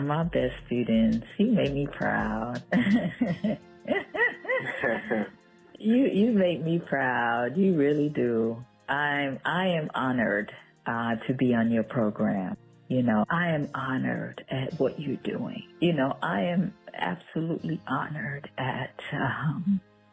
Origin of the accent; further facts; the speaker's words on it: New York City, New York, United States; also born or lived in Jamaica; growing up in Brooklyn